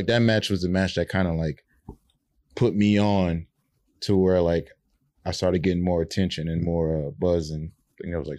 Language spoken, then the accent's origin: English; New Orleans, Louisiana, United States; I'm from New Orleans originally.